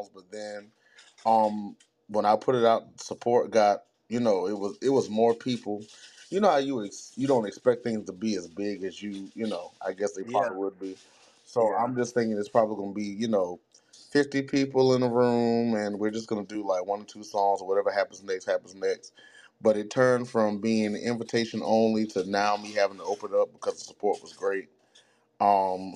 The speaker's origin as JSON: {"language": "English", "town": "Greensboro", "region": "North Carolina", "country": "United States", "tie": "born or raised there", "moved": "yes", "said": "Greensboro, so my hometown"}